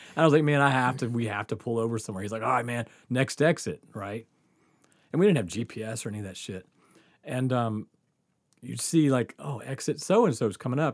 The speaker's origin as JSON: {"language": "English", "region": "Mississippi", "country": "United States", "tie": "born or raised there", "moved": "yes", "said": "we grew up in Mississippi"}